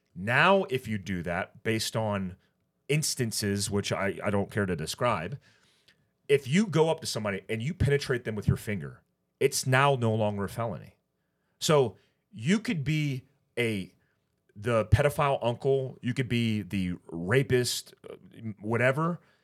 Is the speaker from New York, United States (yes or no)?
no; California, United States; I was born in California